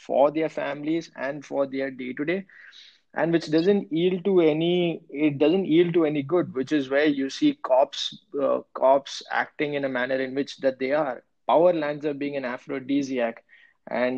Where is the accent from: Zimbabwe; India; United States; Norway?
India; Mumbai, Maharashtra; moved away; we are all from Bombay